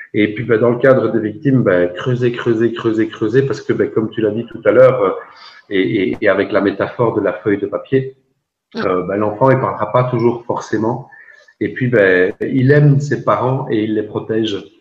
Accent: Belgium; chez nous en Belgique

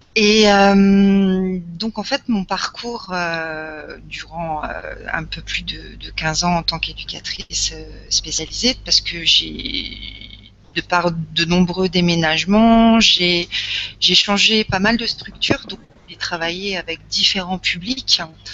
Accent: Lorraine, Grand Est, France; je suis issue de Lorraine

